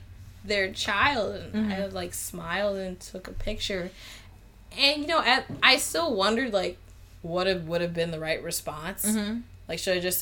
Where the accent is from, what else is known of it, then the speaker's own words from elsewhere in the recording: United States; I'm American